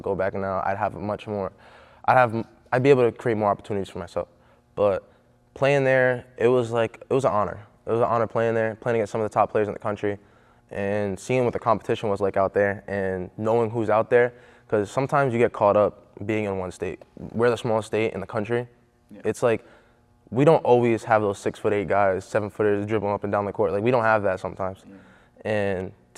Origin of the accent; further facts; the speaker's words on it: Pawtucket, Rhode Island, United States; I'm literally from Rhode Island.